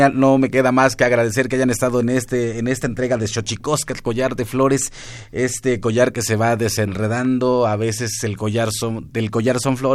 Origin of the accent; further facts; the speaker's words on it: Huasteca, Mexico; que soy de la Huasteca